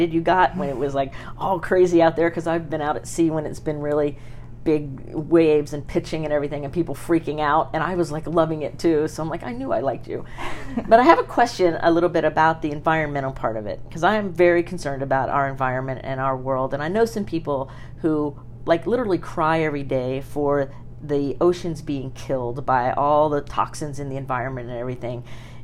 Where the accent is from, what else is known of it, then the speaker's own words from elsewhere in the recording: Sarasota, Florida, United States; I was raised in Sarasota, racing sailboats and sailing my whole life